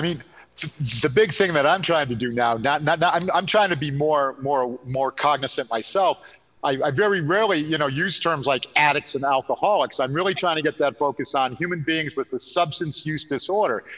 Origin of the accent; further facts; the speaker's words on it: Connecticut, United States; moved away as an adult; I was a Connecticut guy that came up to go to Merrimack